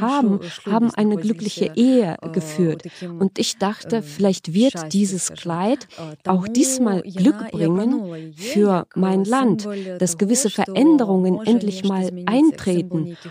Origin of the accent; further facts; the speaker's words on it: Belarus; also born or lived in Minsk; Ich bin aus Belarus nach Berlin gekommen